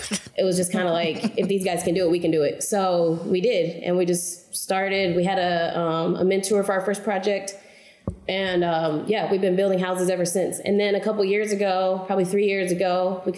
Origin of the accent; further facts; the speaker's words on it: Oklahoma City, Oklahoma, United States; I'm from Oklahoma City, born and raised. I've never moved away.